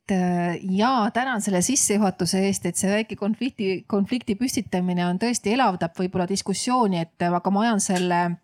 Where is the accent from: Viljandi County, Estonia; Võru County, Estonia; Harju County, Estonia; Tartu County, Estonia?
Viljandi County, Estonia; Viljandi; tuli tema pere siis Viljandisse elama ja kohtus seal minu mulgist isaga, et isa on mul eestlane, ema ingeri soomlane